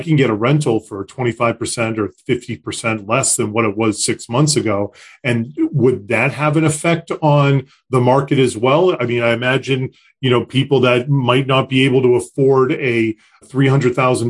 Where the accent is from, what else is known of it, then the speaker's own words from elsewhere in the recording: Concord, Massachusetts, United States; I grew up in Concord